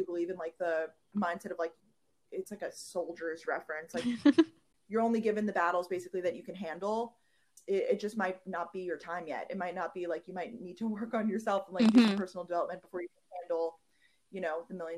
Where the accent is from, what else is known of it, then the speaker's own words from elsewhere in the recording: New York, United States; also born or lived in Georgia; now in New York City, United States; Growing up in New York, I wanted to escape New York